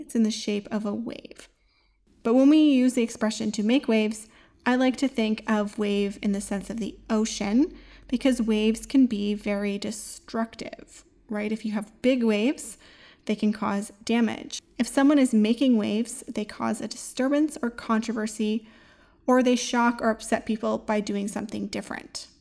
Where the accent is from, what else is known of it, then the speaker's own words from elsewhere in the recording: Great Lakes region, between Lake Huron and Lake Erie, Ontario, Canada; moved away; I grew up in the Great Lake region in Canada between Lake Huron and Lake Erie.